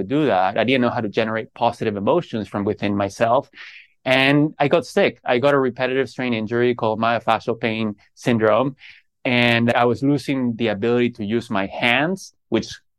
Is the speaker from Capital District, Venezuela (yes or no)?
yes; Caracas, Capital District, Venezuela; I grew up in Caracas, Venezuela